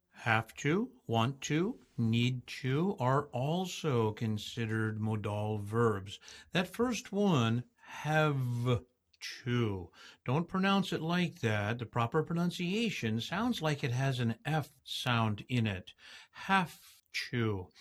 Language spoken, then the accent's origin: English; United States; accent: American English; I am an American English speaker